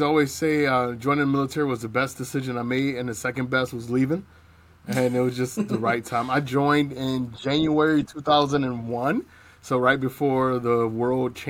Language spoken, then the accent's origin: English; Cleveland, Ohio, United States; moved away as an adult; also born or lived in Texas; I grew up in Cleveland, Cleveland, Ohio, by way of Texas